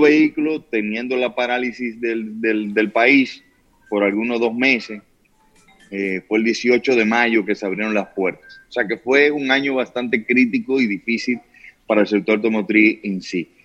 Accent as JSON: {"language": "Spanish", "country": "Dominican Republic", "said": "los dominicanos somos especiales"}